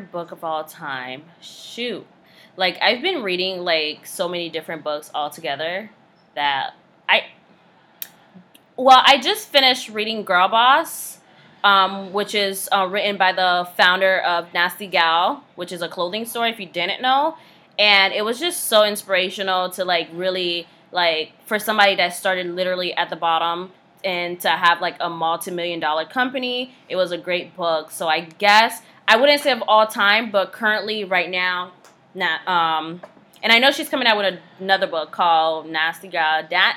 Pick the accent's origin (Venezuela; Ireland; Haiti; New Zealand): Haiti; first language Haitian Creole; English is a second language; now in United States; Creole was my first language, then was French, and then was English, because I was born in Haiti.